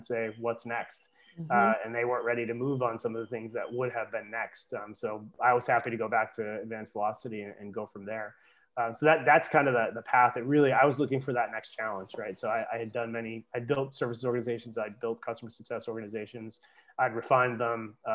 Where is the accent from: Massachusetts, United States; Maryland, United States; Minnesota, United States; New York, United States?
Massachusetts, United States; moved away as an adult; also born or lived in Bar Harbor, Maine; I grew up in Massachusetts, but came back to Massachusetts because of the opportunity that was there.